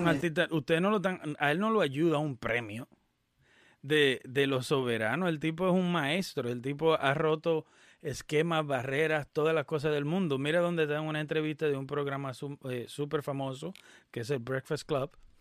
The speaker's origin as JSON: {"language": "Spanish", "country": "Dominican Republic", "moved": "yes", "lives_now": "United States", "said": "Nosotros dominicanos"}